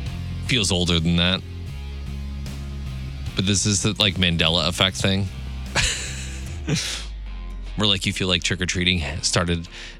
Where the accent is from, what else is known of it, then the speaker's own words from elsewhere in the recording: Central Illinois, United States; I grew up kind of in Central Illinois